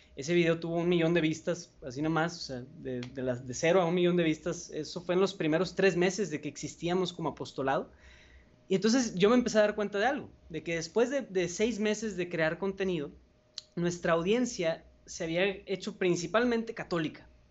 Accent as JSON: {"language": "Spanish", "town": "Monterrey", "region": "Nuevo León", "country": "Mexico", "said": "soy de Monterrey, México, aquí tienen su casa"}